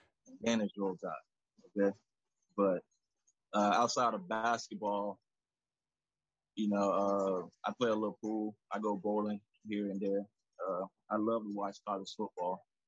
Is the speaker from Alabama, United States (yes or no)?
yes; Selma, Alabama, United States; moved away as an adult; We're both from Alabama at the same time, and he's from Birmingham, I'm from Selma.